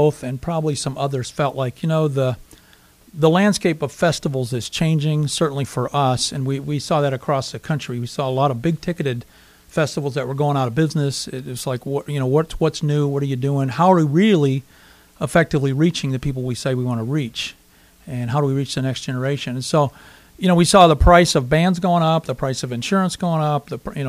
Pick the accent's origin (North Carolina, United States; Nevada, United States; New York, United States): North Carolina, United States; now in Sioux Falls, United States; I was from North Carolina